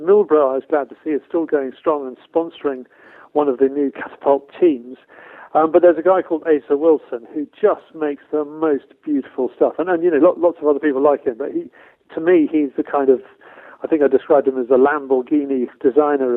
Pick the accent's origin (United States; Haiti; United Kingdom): United Kingdom; Somerset, South West England; accent: strong English accent; I grew up in Somerset, which is, of course, you know, God's own county when it comes to field sports